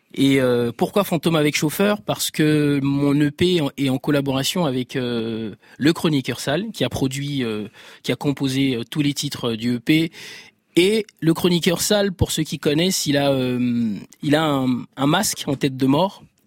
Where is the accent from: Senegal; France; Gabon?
Gabon; Libreville, Estuaire; j'ai grandi au Gabon. Je suis né, au, je suis né à Libreville